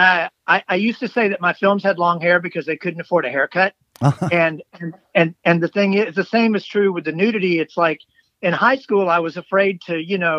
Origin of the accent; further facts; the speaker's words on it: Tupelo, Mississippi, United States; moved away as an adult; also born or lived in Baldwyn, Mississippi; now in Memphis, United States; I'm from Tupelo. I was conceived in Tupelo, and I was born in Baldwin, Mississippi.